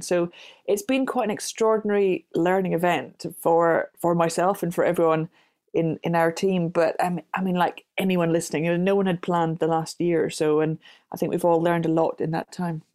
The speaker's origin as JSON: {"language": "English", "town": "Glasgow", "region": "Scotland", "country": "United Kingdom", "tie": "born or raised there", "said": "I grew up in Glasgow"}